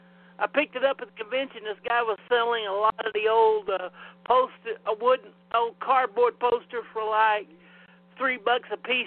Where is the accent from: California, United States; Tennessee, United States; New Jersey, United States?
Tennessee, United States; Knoxville; accent: Knoxville, East Tennessee; That's my fucking accent, a Knoxville, East Tennessee accent.